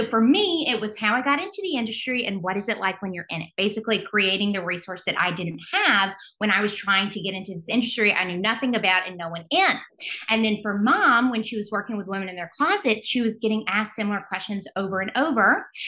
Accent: Alabama, United States; now in New York City, United States; We're from Alabama, but we live in New York City now.

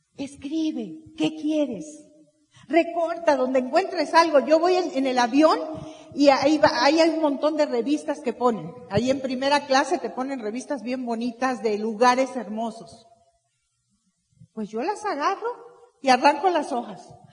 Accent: Veracruz, Mexico; Yo nací en Veracruz

